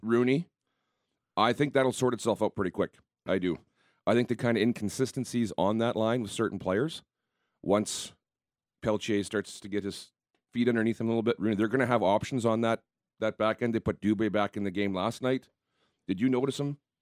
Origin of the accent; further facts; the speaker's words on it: Southern Manitoba, Canada; played in some rinks as a kid growing up in Southern Manitoba